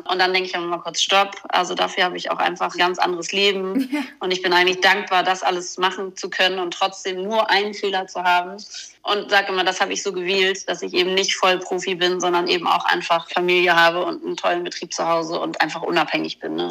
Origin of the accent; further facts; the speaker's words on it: near Flensburg, Schleswig-Holstein, Germany; ich bin ja bei Flensburg oben groß geworden